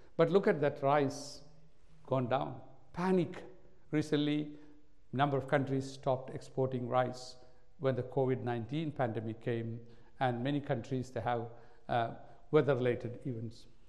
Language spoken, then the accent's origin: English; India; now in Australia; I was born in India